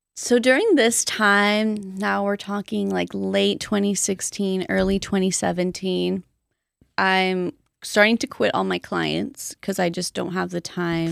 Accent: Colton, California, United States; also born or lived in Boyle Heights, Los Angeles; I grew up mostly in Colton

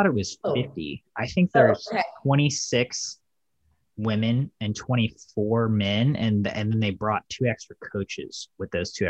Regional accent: United States; And I think in the USA, we like kind of take it for granted, right?

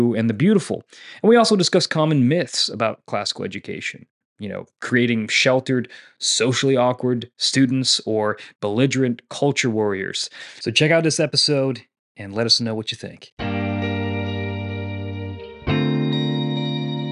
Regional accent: Northeast, United States; I grew up in the Northeast.

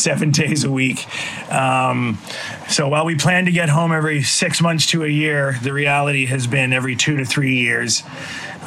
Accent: Canada; moved away as an adult; now in Indonesia; We're both Canadian

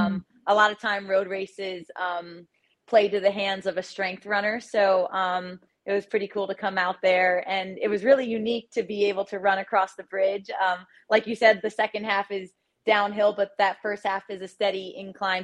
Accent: Tenafly, New Jersey, United States; I grew up in Tenafly, New Jersey, like 15 minutes from the city

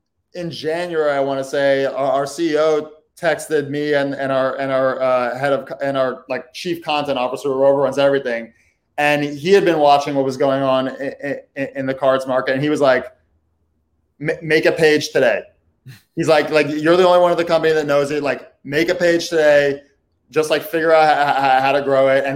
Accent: New York City, New York, United States; also born or lived in Brooklyn; I live in Brooklyn. I'm from the Upper West Side.

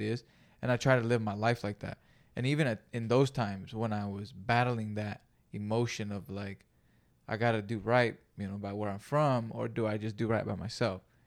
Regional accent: Greenfield, California, United States; moved away; I grew up in Greenfield, California

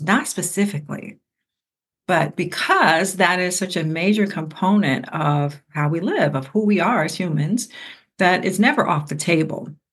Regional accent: Ohio, United States; I'm from Ohio

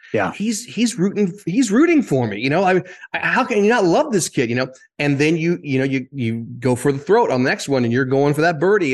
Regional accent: Greenwood, Indiana, United States; moved away as an adult; also born or lived in New York City; now in Florida, United States; I grew up in Indiana

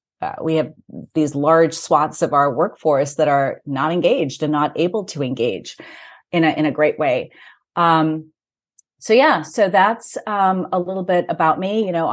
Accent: Lagos, Nigeria; also born or lived in Bombay, India / Kent, England / Greece / United States; I was born in Bombay, India. I grew up in Lagos, Nigeria. I went to school in England, in Kent, actually, in near Tunbridge Wells.

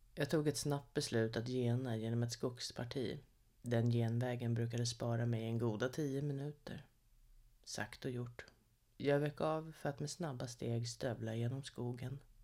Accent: Sorunda, Stockholm County, Sweden; Sorunda. Ja, där är jag född och uppvuxen

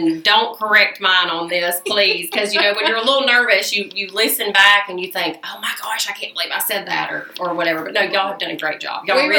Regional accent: Huntsville, Alabama, United States; now in West Point, United States; I'm not originally from here. I'm from Huntsville

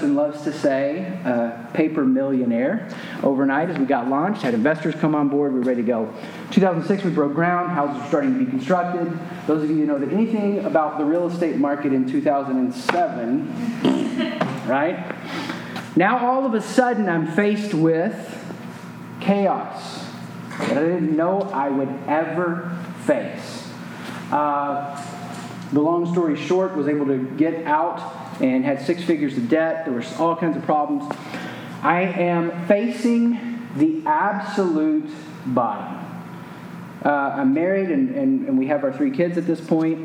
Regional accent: the South, United States; moved away as an adult; I grew up in the South

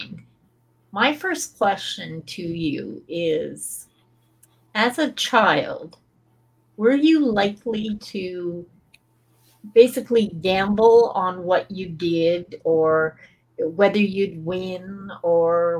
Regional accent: Scotland, United Kingdom; I'm a Brit, and in Scotland, bookies were as plentiful as chip shops and bars. And even my dad would run to the bookie for his grandmother

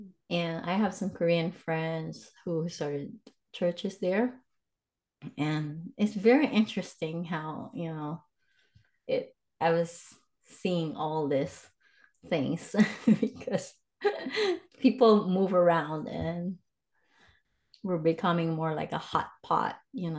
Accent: Philippines; moved away as an adult; also born or lived in Cambodia / Thailand; now in United States; I'm originally from the Philippines, but I've lived in Cambodia for more than 5.5 years, and I live in Thailand for maybe like a year.

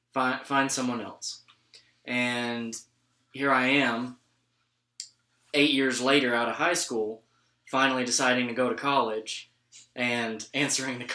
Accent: Mineral Wells, Texas, United States; also born or lived in Abilene; I grew up in Mineral Wells, which is an hour west from here

